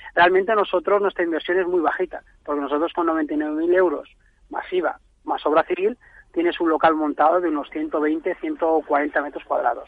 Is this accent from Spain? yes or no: yes; Valencia, Valencian Community, Spain; nosotros somos de Valencia